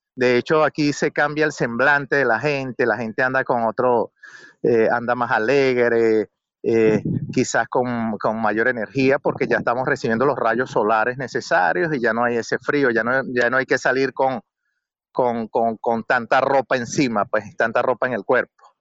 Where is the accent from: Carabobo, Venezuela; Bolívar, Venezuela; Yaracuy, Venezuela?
Yaracuy, Venezuela; San Felipe; moved away as an adult; now in Vienna, Austria; me sentía bien en mi pueblo